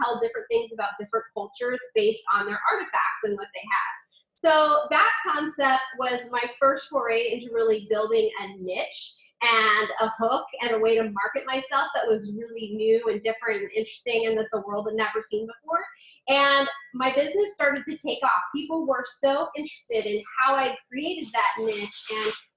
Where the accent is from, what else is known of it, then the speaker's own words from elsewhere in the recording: California, United States; moved away as an adult; now in Washington, D.C. area, United States; I grew up in California